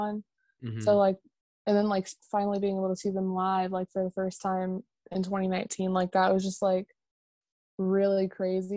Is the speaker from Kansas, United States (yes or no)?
yes; Kansas, United States; I'm from Kansas